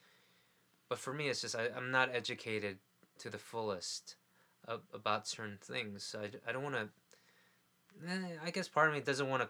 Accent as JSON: {"language": "English", "town": "New York City", "region": "New York", "country": "United States", "tie": "born or raised there", "said": "I grew up in New York City."}